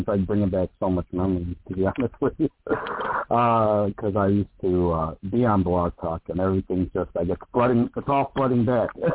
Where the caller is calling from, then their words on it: Chicago, Illinois, United States; I'm calling from Chicago